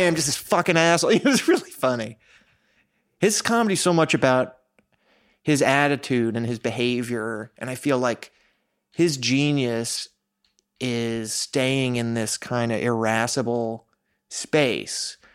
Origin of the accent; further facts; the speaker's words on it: New York, United States; I grew up in New York